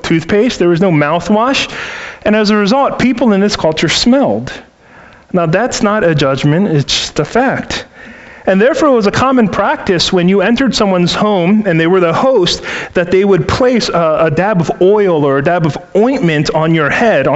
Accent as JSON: {"language": "English", "town": "Baltimore", "region": "Maryland", "country": "United States", "tie": "born or raised there", "moved": "yes", "said": "I'm originally from Baltimore City, where my parents for 30 years owned and operated a seafood store in a public market in the city"}